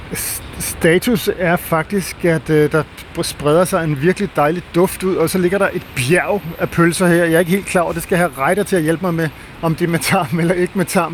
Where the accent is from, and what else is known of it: Denmark